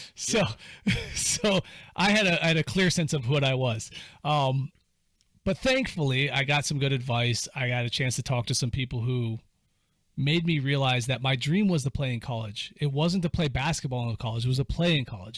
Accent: Cuyahoga Falls, Ohio, United States; I was growing up in Cuyahoga Falls

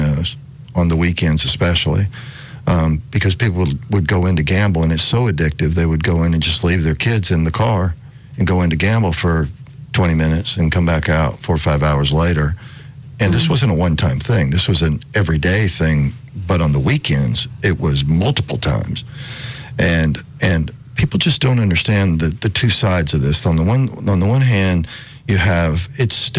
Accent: Alabama, United States; I grew up in Alabama

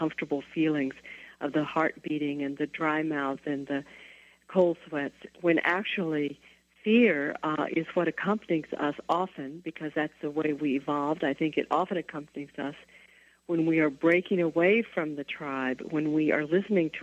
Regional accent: the South, United States; I grew up in the South in the 1950s and 60s

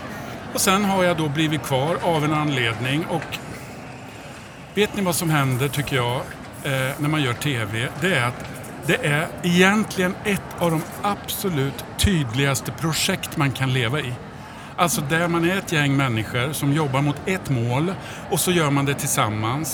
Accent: Degerfors, Örebro County, Sweden; jag är från Degerfors

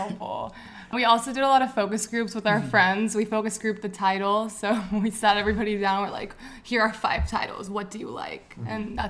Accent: San Jose, California, United States; I'm from San Jose, born and raised.

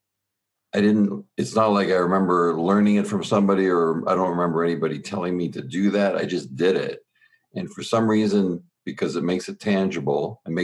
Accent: Southern Ontario, Canada; born and raised in Southern Ontario in Canada, we were 45 minutes from Buffalo and about 3 hours from Detroit

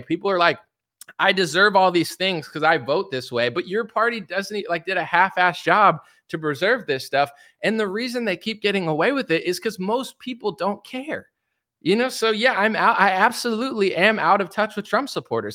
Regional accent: United States; as an American citizen

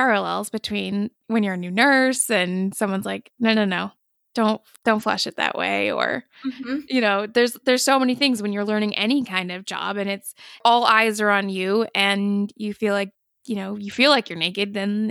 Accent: New England, United States; I grew up in New England. It was always very cold.

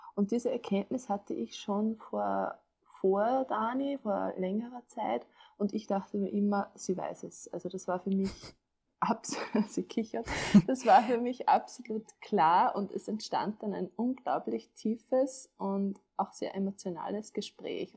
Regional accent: Upper Austria, Austria; ich bin aus Oberösterreich

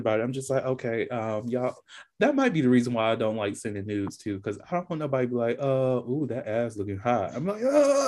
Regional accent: Georgia, United States; going on here in Georgia too a while growing up

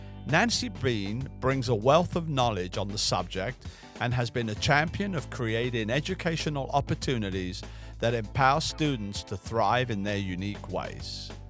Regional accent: England, United Kingdom; now in United States; and I'm from England. So when I first came here, I had no clue what a charter school was.

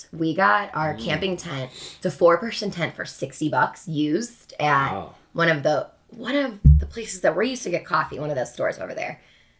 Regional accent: Chicago, Illinois, United States; moved away as an adult; also born or lived in Los Angeles, California; now in Denver, United States; So I'm from Chicago, Illinois originally, and I am in and have been in Denver, Colorado for a year and a half.

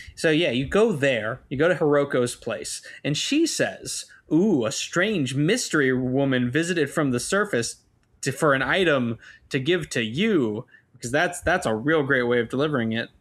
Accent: United States; I'm an American

